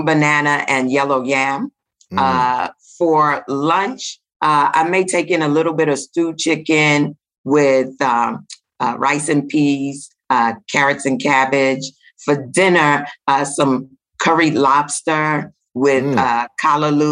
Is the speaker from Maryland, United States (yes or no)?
no; New York City, New York, United States; also born or lived in Jamaica; I'm a sister from Flatbush, Flatbush, Brooklyn.